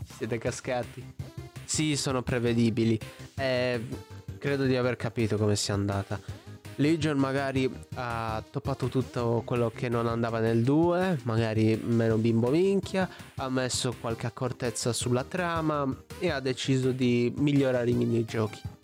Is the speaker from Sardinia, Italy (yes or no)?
yes; Olbia, Sardinia, Italy; io sono di Olbia, Sardegna